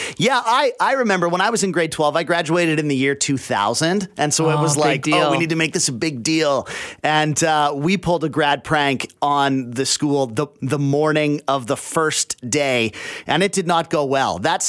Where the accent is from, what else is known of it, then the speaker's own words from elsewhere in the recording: Abbotsford, British Columbia, Canada; I grew up in Abbotsford out in the valley.